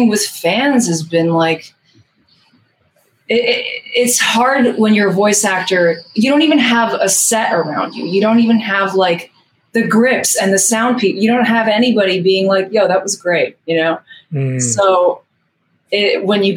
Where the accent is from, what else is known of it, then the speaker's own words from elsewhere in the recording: New York City, New York, United States; my hometown where I was born and raised in Queens